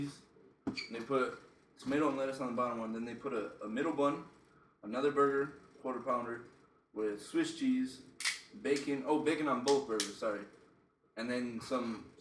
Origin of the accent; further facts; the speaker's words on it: Newark, New York, United States; moved away as an adult; also born or lived in Phoenix, Arizona / Lubbock, Texas; now in Arizona, United States; I'm actually from Newark, New York, which is a small ass town in New York